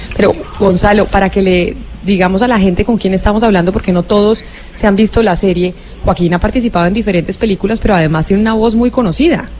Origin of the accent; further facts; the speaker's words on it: Colombia; aquí nosotros en Colombia.